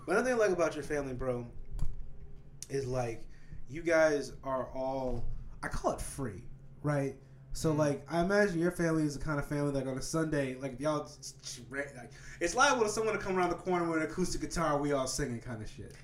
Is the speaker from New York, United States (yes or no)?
no; Kansas, United States; I'm from Kansas